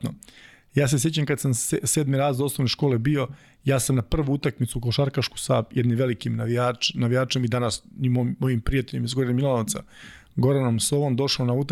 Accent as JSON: {"language": "Croatian", "town": "Čačak", "region": "Moravica District", "country": "Serbia", "said": "mi smo obojice iz Čačka"}